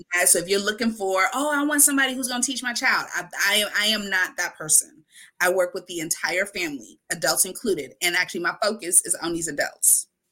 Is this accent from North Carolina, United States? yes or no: no; Wisconsin, United States; Mi respuesta cada vez, Wisconsin